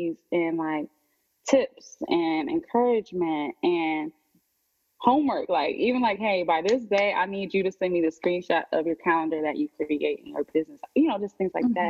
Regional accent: Ohio, United States; moved away as an adult; also born or lived in Miami; now in Atlanta, United States; I'm from Ohio. I moved away when I was 18

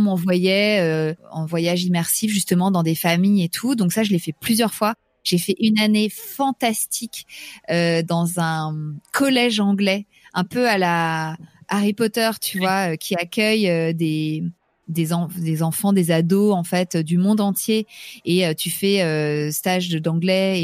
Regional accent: Paris, Île-de-France, France; also born or lived in New York, United States; je suis parisienne

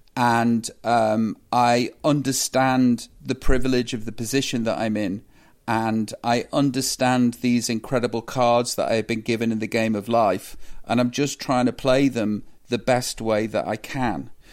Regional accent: Stoke-on-Trent, West Midlands, United Kingdom; moved away; I come from Stoke. I love my hometown

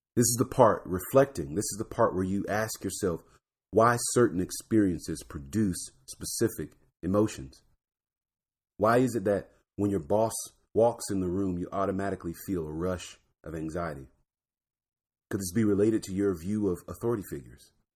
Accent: Florida, United States; I'm from Florida, so D W was in my backyard

